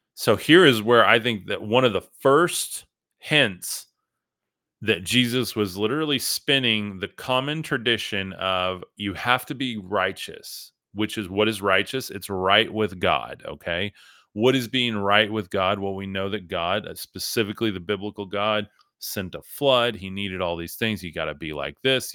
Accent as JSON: {"language": "English", "region": "West Texas", "country": "United States", "said": "I'm from West Texas"}